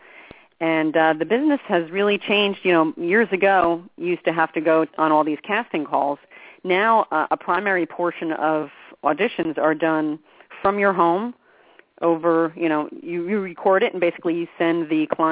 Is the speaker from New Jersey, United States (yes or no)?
yes; New Jersey, United States; I'm from New Jersey